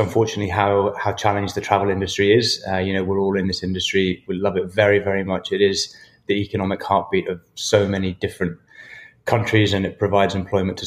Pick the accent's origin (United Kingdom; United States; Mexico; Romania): United Kingdom; Perth, Scotland; moved away as an adult; also born or lived in New Zealand; I grew up in Scotland on a farm in the middle of nowhere.